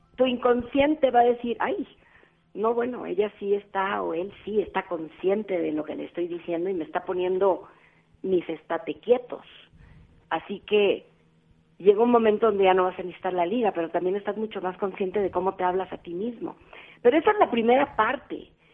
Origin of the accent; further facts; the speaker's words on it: Cali, Valle del Cauca, Colombia; now in Mexico; soy caleña con mucho orgullo